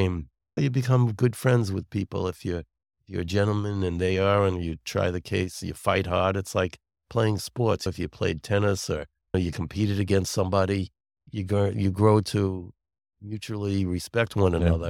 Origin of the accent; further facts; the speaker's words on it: Brooklyn, New York, United States; also born or lived in Long Island, United States; now in Sharon, United States; No, I'm from Brooklyn and then Long Island originally, but I don't know if you could still hear the accent.